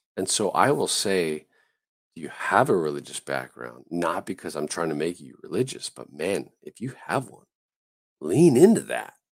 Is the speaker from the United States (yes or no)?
yes; Southern California, United States; I grew up in Southern California.